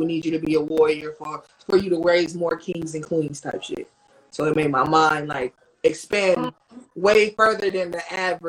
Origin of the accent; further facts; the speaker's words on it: Oakland, California, United States; We walked from in Oakland, if you know the block, so I'm in like 82nd and Dowling. I'm from High Street, so we walked from 82nd and Dowling all the way back.